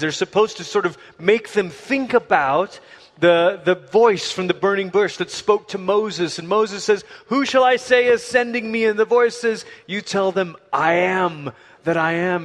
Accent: Malaysia; now in Colorado, United States; I grew up in Malaysia

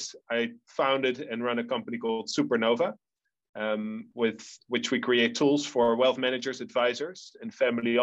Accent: Netherlands; accent: Dutch; moved away; I'm a third generation member of a family from the Netherlands originally, which you'll still get from my accent.

